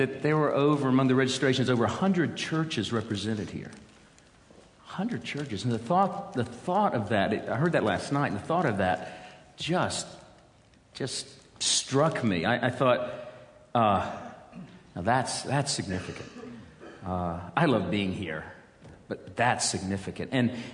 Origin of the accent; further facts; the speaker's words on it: United States; some of us came over from America